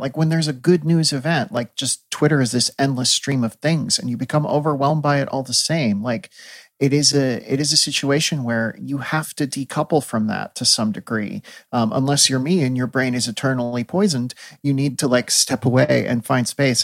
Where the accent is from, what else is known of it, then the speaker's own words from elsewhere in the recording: Midwest, United States; as a Midwesterner